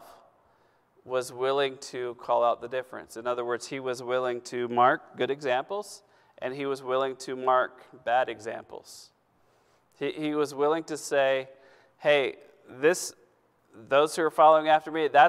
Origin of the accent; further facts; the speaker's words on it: United States; I'm an American. Born in America.